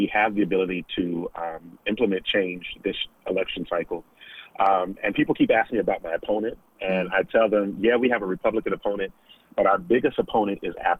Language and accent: English; Stafford County, Virginia, United States; when I was growing up in Stafford County Public Schools, the first Black teacher I saw was in fourth grade.